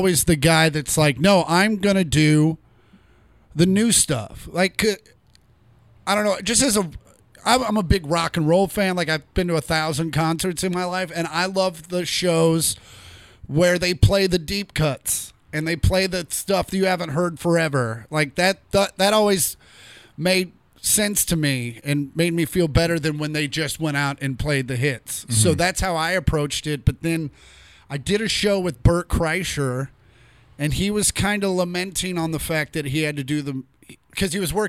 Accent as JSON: {"language": "English", "region": "Kansas", "country": "United States", "moved": "yes", "said": "I'm from Kansas."}